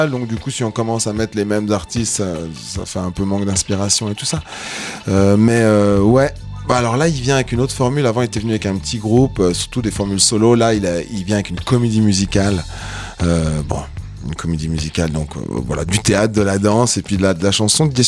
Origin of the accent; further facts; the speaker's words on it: Geneva, Switzerland; Moi, je suis genevois aussi